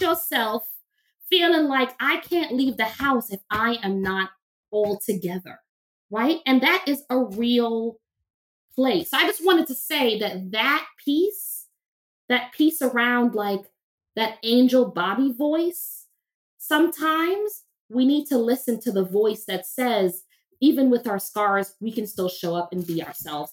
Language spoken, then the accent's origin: English; New York City, New York, United States; I grew up very poor in Crown Heights, Brooklyn